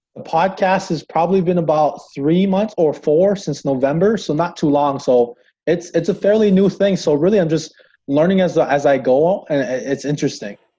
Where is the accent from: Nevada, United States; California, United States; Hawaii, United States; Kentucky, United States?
Hawaii, United States; moved away as an adult; now in Crookston, United States; I'm originally from Hawaii